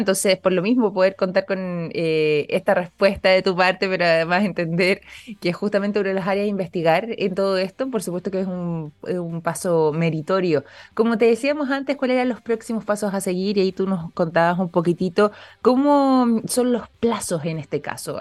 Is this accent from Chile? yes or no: yes; Chile; nosotros también como chilenos